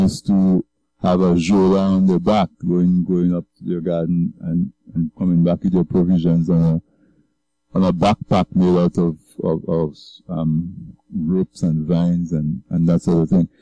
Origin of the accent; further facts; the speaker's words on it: Castle Bruce, Saint David Parish, Dominica; I grew up on the East Coast in Castle Bruce